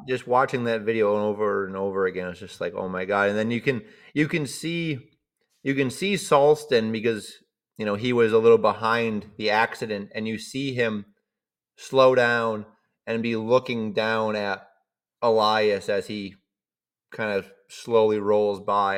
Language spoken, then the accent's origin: English; Cheshire, Massachusetts, United States; moved away as an adult; now in Sweden; growing up in Cheshire, Mass